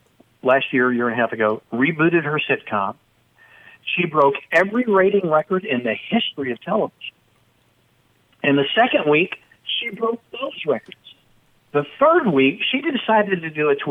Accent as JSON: {"language": "English", "area": "Dallas-Fort Worth area", "region": "Texas", "country": "United States", "said": "I'm from the Dallas-Fort Worth area"}